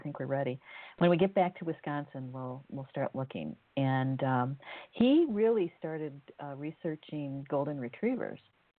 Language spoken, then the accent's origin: English; Scotland, United Kingdom; come from Scotland.